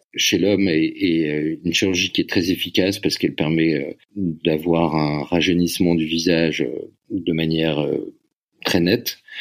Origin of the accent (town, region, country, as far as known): France